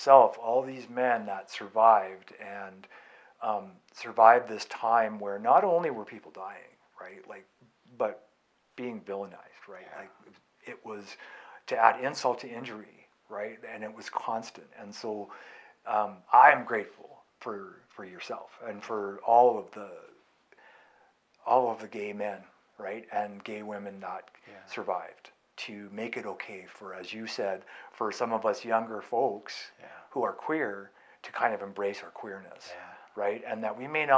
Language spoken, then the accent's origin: English; California, United States; I grew up in California